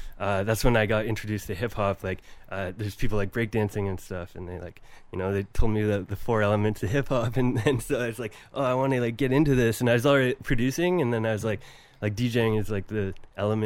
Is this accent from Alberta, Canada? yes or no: no; Paisley, Ontario, Canada; I grew up in the country, basically in rural Ontario, in a place called Paisley